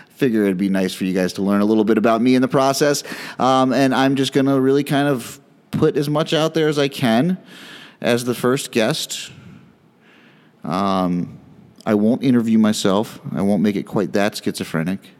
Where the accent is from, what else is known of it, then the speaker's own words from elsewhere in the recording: New Jersey, United States; born there; also born or lived in Philadelphia / Cincinnati / Chicago / Detroit; so I was born in North Jersey, then we moved outside of Philly, and then Cincinnati, and then Chicago, and then outside Detroit, then outside Houston, and then to Maryland, where I went to high school.